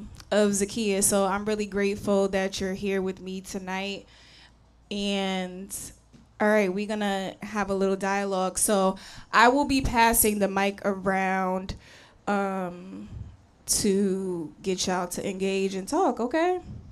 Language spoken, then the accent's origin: English; Connecticut, United States; now in Houston, United States; When I first moved here to Houston, that was a challenge for me because I was coming from Connecticut.